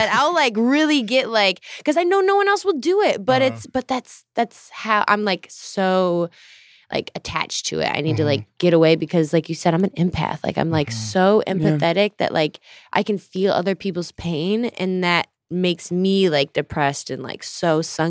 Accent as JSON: {"language": "English", "town": "Gurnee", "region": "Illinois", "country": "United States", "tie": "born or raised there", "also_born_or_lived": "Minnesota", "said": "I was born in Minnesota and I moved to the suburbs of Gurnee when I was like 3 or 4 or something, and then moved to the city in 2008."}